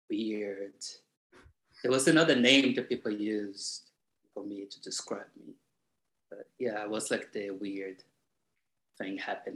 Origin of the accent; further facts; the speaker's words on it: Salvador, Bahia, Brazil; born there; I was born in Bahia, Salvador, which is the black realm of, you know, the globe, the planet.